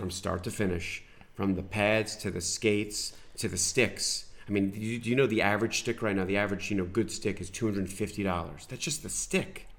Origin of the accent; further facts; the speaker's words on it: New York, United States; moved away; I grew up in New York, watching the Rangers